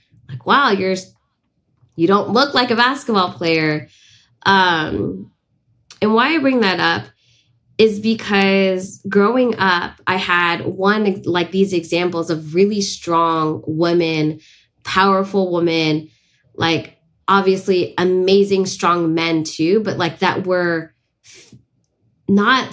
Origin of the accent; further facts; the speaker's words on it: San Francisco, California, United States; I was born and raised in San Francisco, which is unceded Ohlone land